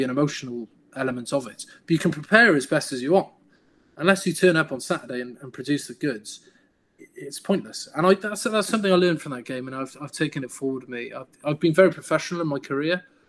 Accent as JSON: {"language": "English", "town": "Cardiff", "region": "Wales", "country": "United Kingdom", "tie": "born or raised there", "said": "We're both Welsh speakers, both Cardiff lads."}